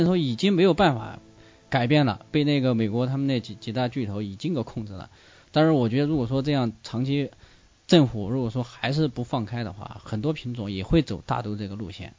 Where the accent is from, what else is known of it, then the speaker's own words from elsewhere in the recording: China; 其实我们中国人喜欢